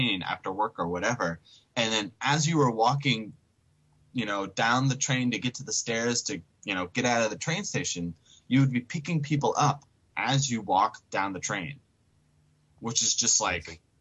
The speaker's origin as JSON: {"language": "English", "region": "Tennessee", "country": "United States", "moved": "as an adult", "lives_now": "Japan", "said": "I'm from Tennessee"}